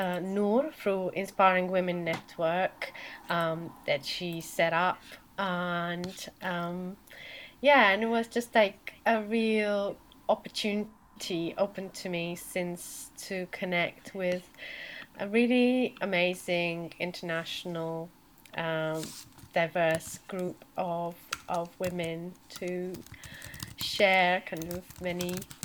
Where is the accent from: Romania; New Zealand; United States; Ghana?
Romania; moved away as an adult; now in Cornwall, United Kingdom; I'm originally from Romania, and I moved to Cornwall in 2010 to study at Farmers University.